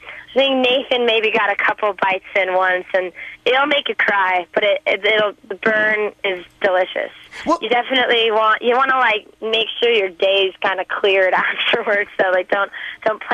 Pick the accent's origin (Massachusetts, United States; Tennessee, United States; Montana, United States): Tennessee, United States; Nashville; I'm from Nashville, Tennessee